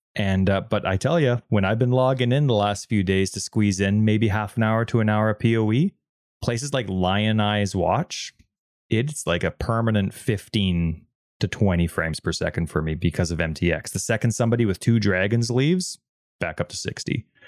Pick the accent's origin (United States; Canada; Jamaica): Canada; even though we're Canadian, we do not, uh, speak French either